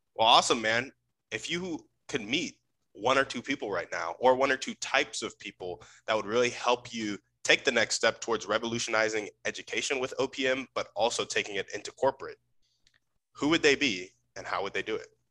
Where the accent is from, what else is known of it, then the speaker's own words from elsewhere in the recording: Round Rock, Texas, United States; I grew up in Round Rock, Texas